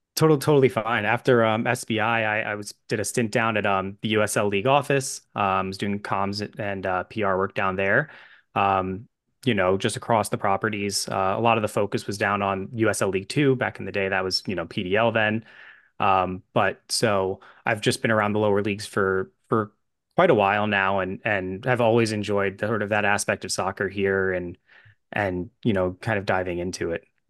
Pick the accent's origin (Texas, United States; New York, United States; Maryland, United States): New York, United States; New York area, United States; I'm from the New York area